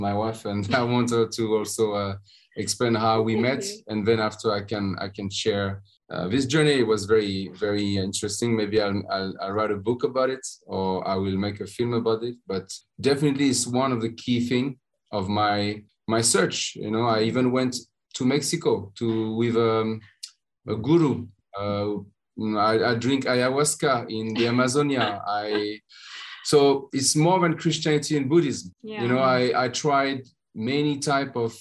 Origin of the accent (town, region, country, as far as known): France; English is a second language; moved away as an adult; also born or lived in Spain